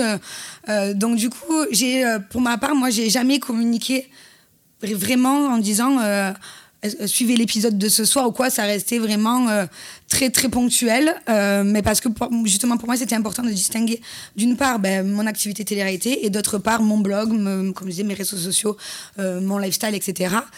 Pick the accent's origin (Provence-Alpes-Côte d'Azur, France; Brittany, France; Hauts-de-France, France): Provence-Alpes-Côte d'Azur, France; Marseille; accent: southern; en tant que petite Marseillaise